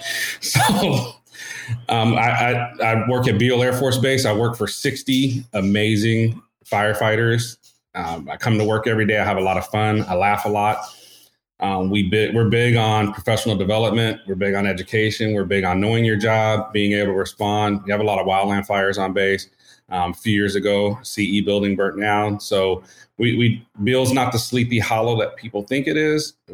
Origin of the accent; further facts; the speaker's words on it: Oceanside, California, United States; moved away as an adult; also born or lived in Houston, Texas; I was born in Houston, but raised in Oceanside, California.